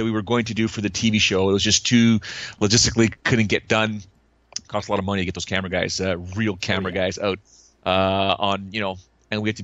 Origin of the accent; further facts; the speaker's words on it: Canada; I was from Canada